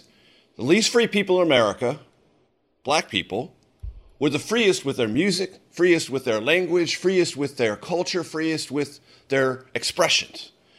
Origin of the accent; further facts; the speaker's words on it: San Diego, California, United States; Now, I grew up in San Diego.